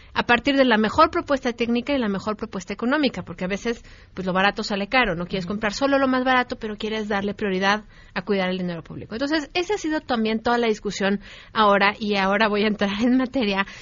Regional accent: Mexico

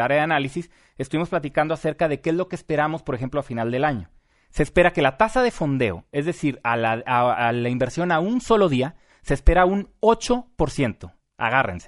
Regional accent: Mexico; nosotros como mexicanos

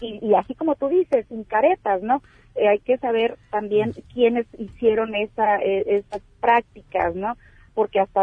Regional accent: Baja California, Mexico; Somos las baja californianas

